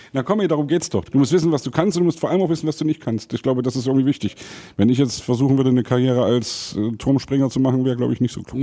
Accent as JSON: {"language": "German", "region": "Saxony", "country": "Germany", "said": "als Sachse"}